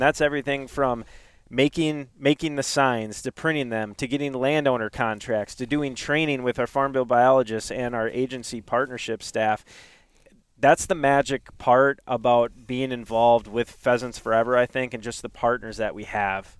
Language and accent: English; Duluth, Minnesota, United States; I grew up in Duluth, Minnesota